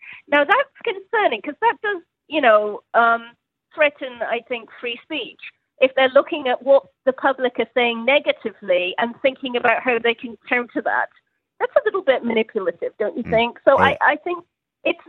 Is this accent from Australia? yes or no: no; United Kingdom; I'm British, as you can probably hear